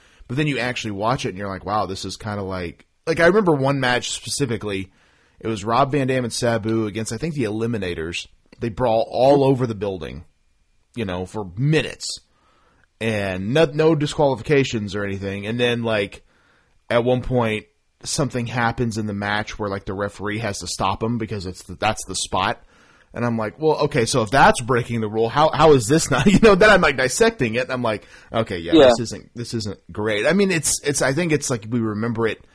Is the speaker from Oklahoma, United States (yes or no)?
yes; Oklahoma, United States; I'm from Oklahoma